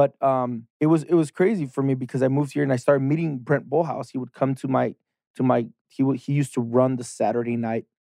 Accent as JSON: {"language": "English", "town": "Tijuana", "region": "Baja California", "country": "Mexico", "tie": "born or raised there", "also_born_or_lived": "San Diego, United States", "moved": "as an adult", "lives_now": "Los Angeles, United States", "said": "I'm from Tijuana. So I was born in San Diego, but I was raised and born, and everything was in Tijuana."}